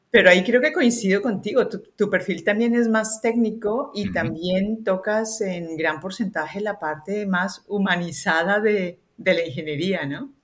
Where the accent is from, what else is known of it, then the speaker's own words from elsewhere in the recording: Colombia; accent: Colombian; moved away as an adult; now in Spain; Yo vengo de Colombia, se nota por mi acento